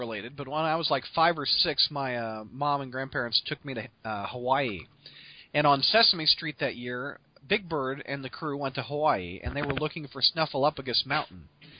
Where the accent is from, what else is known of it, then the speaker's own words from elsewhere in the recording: Helsingborg, Skåne, Sweden; in my hometown of Helsingborg. It completely blew my mind that evidently the Red Skull and his Nazis were hiding and operating from my hometown during the 50s.